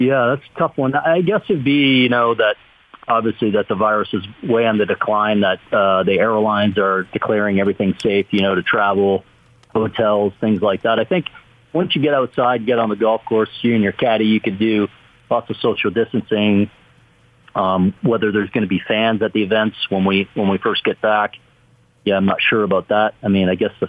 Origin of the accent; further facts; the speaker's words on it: Canada; moved away; growing up in Canada